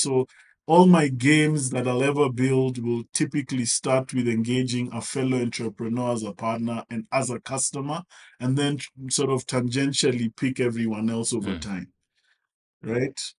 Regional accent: Kenya; I'm a Kenyan.

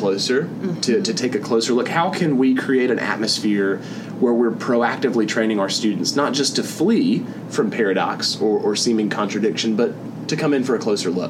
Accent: the American South, United States; I'm from the American South

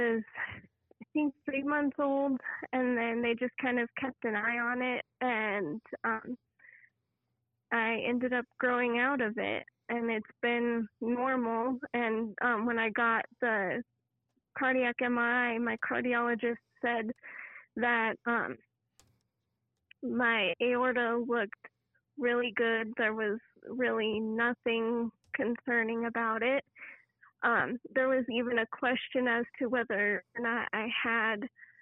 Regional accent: Denver, Colorado, United States; I am from Denver, Colorado

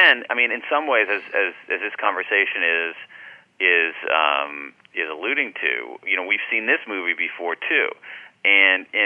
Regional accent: Ohio, United States; I grew up in Ohio

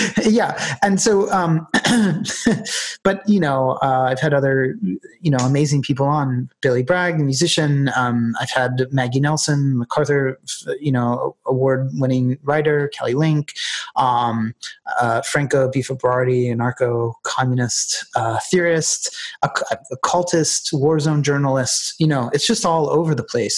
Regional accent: United States; moved away as an adult; now in Ireland; looking upon Ireland from as an American

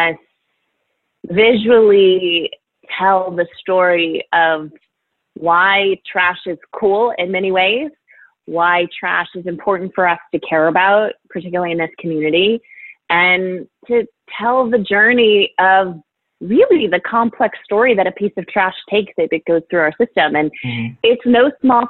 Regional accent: Overland Park, Kansas, United States; So I'm a Midwest girl. I am from Kansas City

